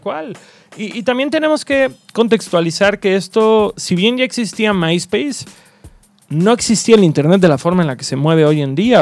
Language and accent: Spanish; Cancún, Quintana Roo, Mexico; moved away as an adult; also born or lived in Mérida / Mexico City; Soy nacido en Mérida, registrado en Cancún